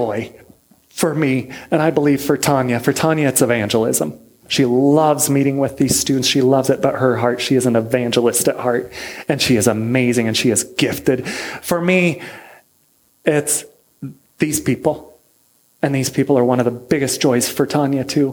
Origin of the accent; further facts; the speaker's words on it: United States; moved away as an adult; now in Niš, Serbia; I'm an American. I was raised here